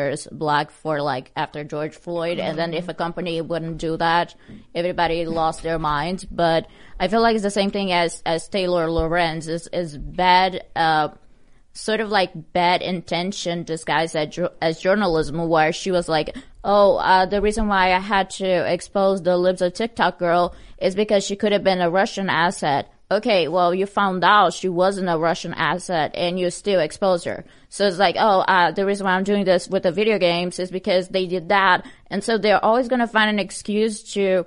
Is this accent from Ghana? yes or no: no; Brazil; moved away as an adult; I'm originally from Brazil. I lived there for 20 years of my life